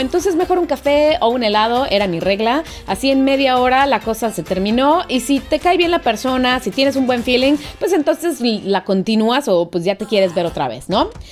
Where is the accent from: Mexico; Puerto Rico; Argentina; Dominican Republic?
Mexico; moved away; yo soy una pobre mexicana, una pobre frijolera